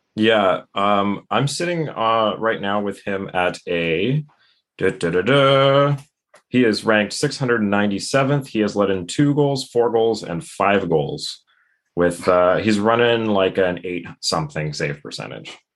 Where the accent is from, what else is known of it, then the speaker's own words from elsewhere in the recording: Toronto, Ontario, Canada; moved away; I'm originally from the Toronto area